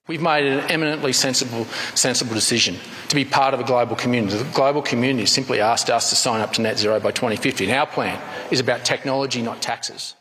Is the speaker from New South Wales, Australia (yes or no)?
no; Chinchilla, Queensland, Australia; Growing up in Chinchilla was the quintessential childhood in a small country town.